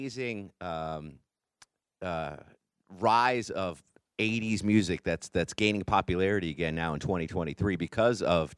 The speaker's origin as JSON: {"language": "English", "region": "Connecticut", "country": "United States", "tie": "born or raised there", "said": "I grew up in Connecticut, which is just, it's 100% classic rock. It's a small town, a small state, but everyone in Connecticut loves classic rock."}